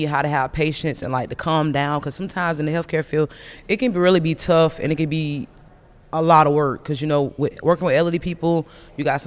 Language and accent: English; DeLand, Florida, United States; also born or lived in Daytona Beach, Florida; I was born and raised in DeLand, Florida, which is like 15 minutes from Daytona Beach